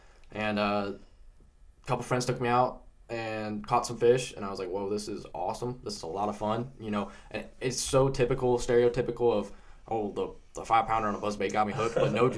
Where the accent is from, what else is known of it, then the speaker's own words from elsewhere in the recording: Indianapolis, Indiana, United States; I'm from Indianapolis.